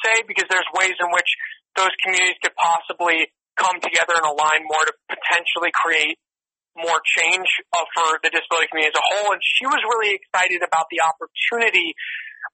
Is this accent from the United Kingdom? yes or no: no; New York, United States; now in Los Angeles, United States; I'm from New York, I live in L.A. now